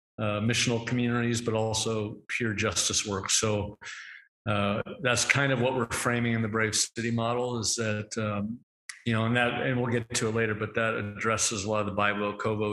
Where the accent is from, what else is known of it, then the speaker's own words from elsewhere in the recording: Portland, Oregon, United States; moved away as an adult; now in Denver, United States; we are from the Northwest, grew up in Portland, Oregon